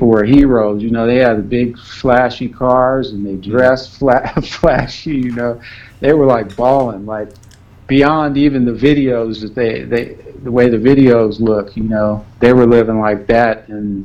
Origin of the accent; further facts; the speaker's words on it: Los Angeles, California, United States; I'm from South Central Los Angeles